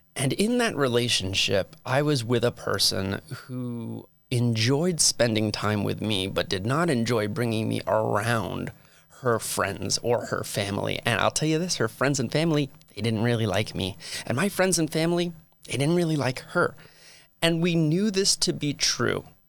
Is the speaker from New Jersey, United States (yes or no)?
yes; Metuchen, New Jersey, United States; moved away as an adult; also born or lived in Phoenix, Arizona / Utah; now in St. George, United States; I hail from a very, very, very small town in New Jersey called Metuchen